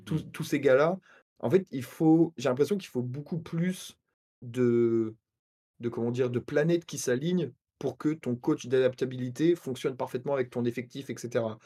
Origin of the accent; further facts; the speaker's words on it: Normandy, France; je suis Normand